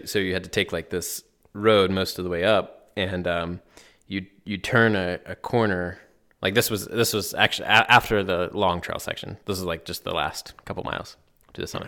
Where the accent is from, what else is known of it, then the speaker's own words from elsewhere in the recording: Black Mountain, North Carolina, United States; it literally starts in my hometown, downtown, like on the main strip.